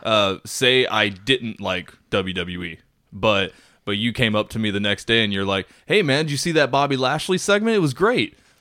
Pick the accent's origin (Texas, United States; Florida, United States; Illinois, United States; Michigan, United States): Texas, United States; Corpus Christi; now in Austin, United States; I was born in Corpus, so I got nothing but love for Corpus Christi, Texas